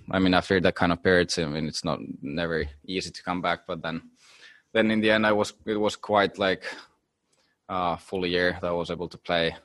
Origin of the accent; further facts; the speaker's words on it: Finland; when you're from small country like Finland